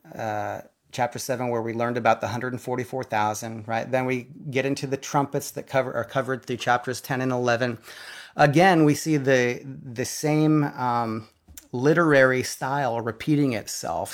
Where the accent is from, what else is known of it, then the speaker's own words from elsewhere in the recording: South Dakota, United States; now in Nashville, United States; we grew up in South Dakota